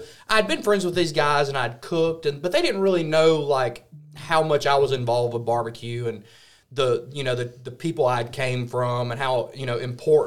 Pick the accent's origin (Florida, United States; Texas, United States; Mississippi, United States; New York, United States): Mississippi, United States; Senatobia; I'm from Senatobia, Mississippi